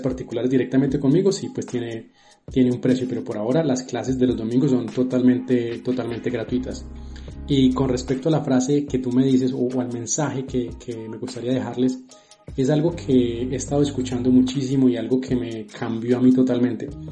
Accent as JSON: {"language": "Spanish", "country": "Colombia", "said": "como buenos colombianos"}